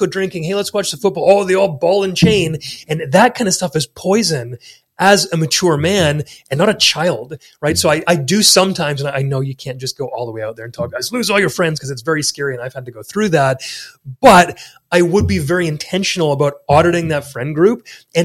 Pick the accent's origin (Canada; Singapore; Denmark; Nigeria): Canada; come to Texas as a Canadian